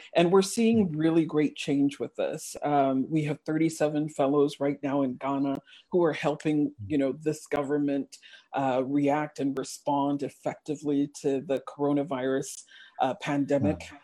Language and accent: English; United States; English is a second language; I did mm-hmm. elementary school and and middle school in the US, we were that immigrant family uh, with the strange names and the weird accents. In fact, I learned how to speak English in the US